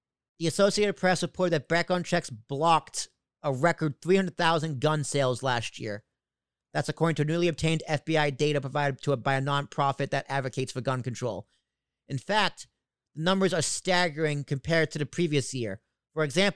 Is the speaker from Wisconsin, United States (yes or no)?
no; Long Island, New York, United States; also born or lived in Boston suburb, Massachusetts; now in Hoboken, United States; from Boston, suburb of Boston, growing up in Long Island, now in Hoboken